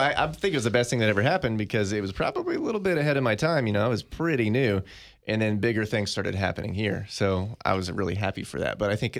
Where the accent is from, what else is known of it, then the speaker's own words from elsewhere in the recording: Tulsa, Oklahoma, United States; it's just cool to be doing this in my hometown.